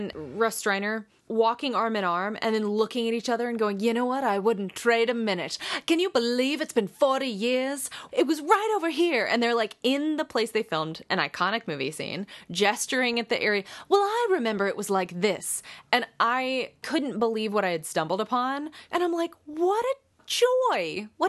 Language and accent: English; Pittsburgh, Pennsylvania, United States; I got a call to come back and audition for a film in my hometown of Pittsburgh.